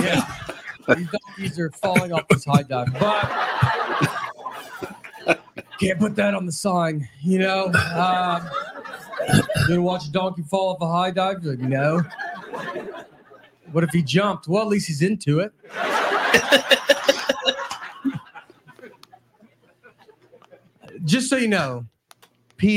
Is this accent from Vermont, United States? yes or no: no; Tennessee, United States; I'm from Tennessee